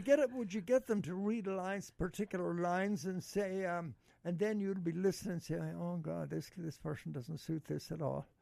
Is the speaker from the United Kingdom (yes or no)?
no; Ireland; We Irish